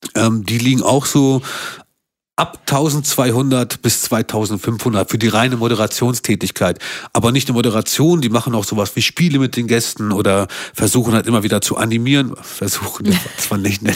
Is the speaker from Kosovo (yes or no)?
yes; Kosovo; now in Hanover, Germany; ich komme aus dem Kosovo